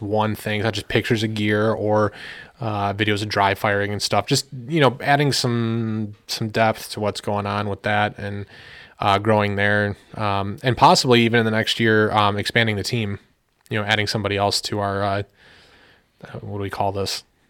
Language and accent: English; United States; as an American